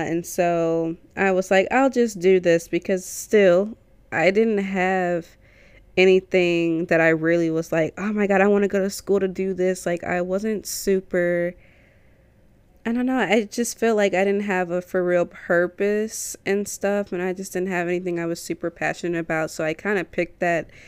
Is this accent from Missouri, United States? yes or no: yes; St. Louis, Missouri, United States; I'm from Saint Louis